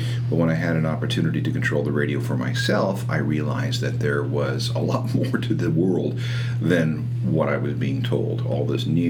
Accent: outside of Winnipeg, Manitoba, Canada; I was growing up outside of Winnipeg

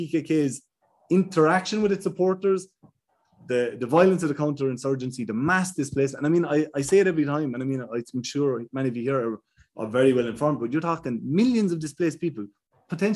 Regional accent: Ireland; I'm from Ireland, I'm not a Kurdish person

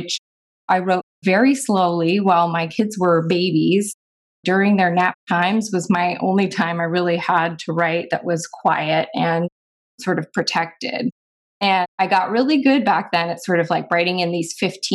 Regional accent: East Coast, United States; now in Oregon, United States; I'm actually from the East Coast, but I'm a West Coast convert.

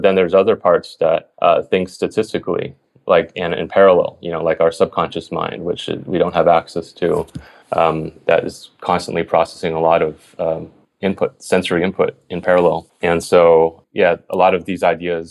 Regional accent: Atlanta, Georgia, United States; moved away; also born or lived in Berkeley / Stanford; I'm from the East Coast, Atlanta

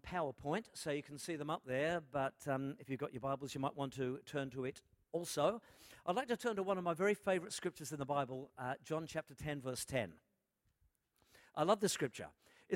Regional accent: Melbourne, Victoria, Australia; I am from Melbourne

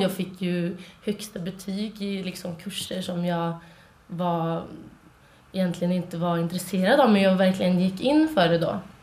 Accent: Trollhättan, Västra Götaland, Sweden; moved away; Jag eh, kommer från Trollhättan

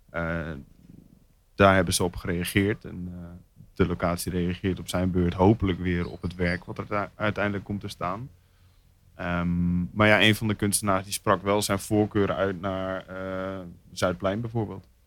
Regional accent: Zwolle, Overijssel, Netherlands; moved away as an adult; now in Rotterdam, Netherlands; Zwolle, daar kom ik vandaan

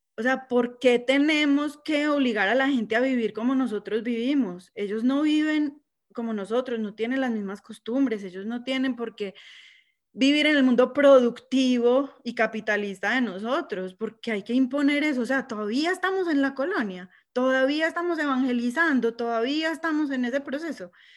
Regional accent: Colombia; now in United States; todos somos colombianos porque nacimos ahí

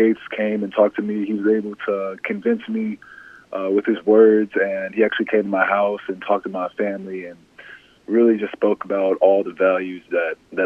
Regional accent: Overland Park, Kansas, United States; I say I'm from Kansas City. I say I'm a Kansas City guy.

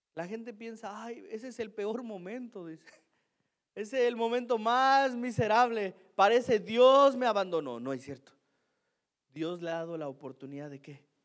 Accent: Mexico; Soy mexicano, yo no fui criado así

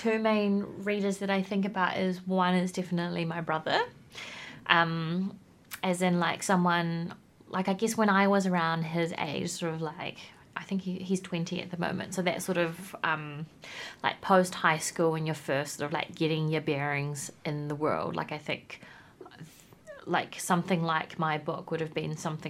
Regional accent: Whanganui, Manawatū-Whanganui, New Zealand; now in Wellington, New Zealand; I grew up in Whanganui, and then we both moved to Wellington.

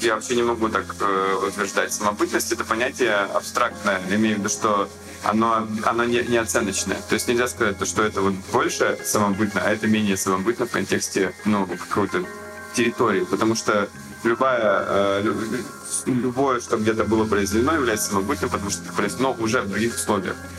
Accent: Yekaterinburg, Sverdlovsk Oblast, Russia; я вырос в Екатеринбурге

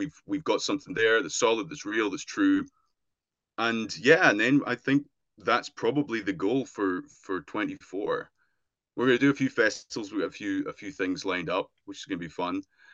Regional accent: Dumfries and Galloway, Scotland, United Kingdom; growing up in Dumfries and Galloway

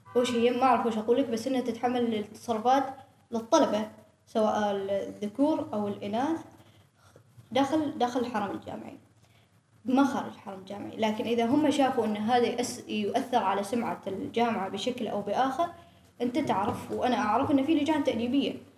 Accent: Oman; نحن في عمان شبه قارة دولة كبيرة

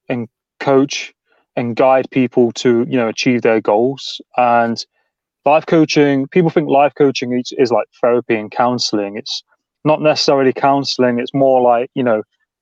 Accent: Nottingham, East Midlands, United Kingdom; now in Cornwall, United Kingdom; I'm originally from Nottingham

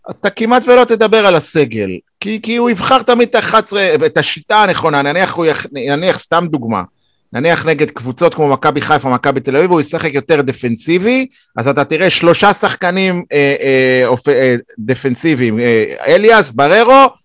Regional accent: Ukraine; also born or lived in Belarus; אני אוקראיני, אבל נולדתי בבלארוס.

